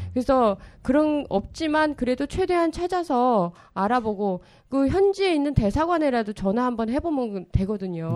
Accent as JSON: {"language": "Korean", "country": "South Korea", "said": "한국 취재진으로서"}